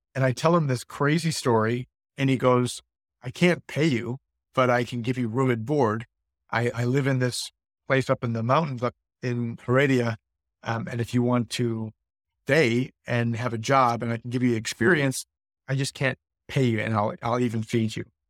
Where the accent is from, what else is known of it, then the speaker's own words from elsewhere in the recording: Buffalo, New York, United States; moved away as an adult; now in Florida, United States; I was born and raised in Buffalo